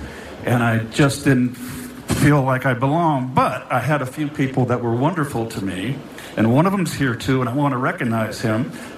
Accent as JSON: {"language": "English", "town": "Pacifica", "region": "California", "country": "United States", "tie": "born or raised there", "said": "as a young kid growing up in Pacifica, California."}